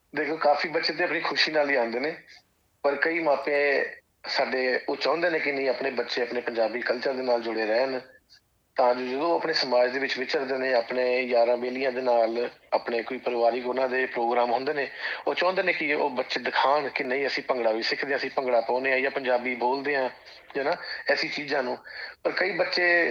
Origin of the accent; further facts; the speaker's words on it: Jalandhar, Punjab, India; moved away as an adult; also born or lived in Sydney, Australia; now in Australia; ਮੈਂ ਭਾਜੀ ਪਿੱਛੋਂ ਜਲੰਧਰ ਸ਼ਹਿਰ ਤੋਂ ਬਿਲੋਂਗ ਕਰਦਾ